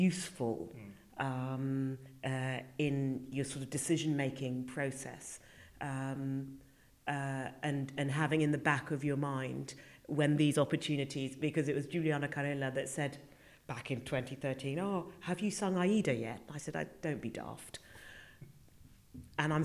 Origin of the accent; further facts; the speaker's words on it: United Kingdom; here was I as a Brit coming in. I really did feel like the only Brit in the village.